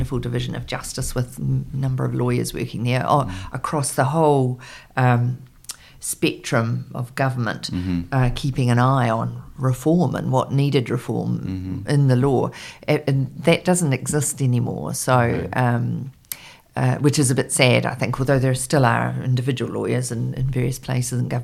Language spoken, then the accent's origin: English; New Zealand; also born or lived in London; I was a speechwriter and I was from New Zealand